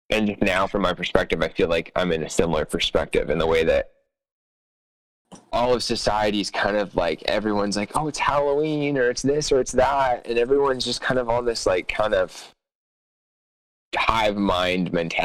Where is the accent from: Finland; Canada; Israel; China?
Canada; I'm Canadian